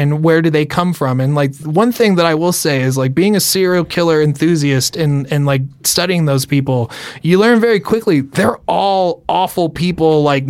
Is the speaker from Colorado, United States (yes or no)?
yes; Colorado, United States; growing up in Colorado